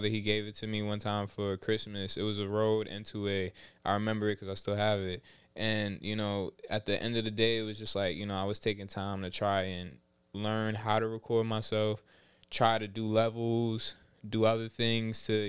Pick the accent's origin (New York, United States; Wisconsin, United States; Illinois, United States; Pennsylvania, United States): New York, United States; New York City; I'm from Southside, Jamaica, Queens. Rochdale to be exact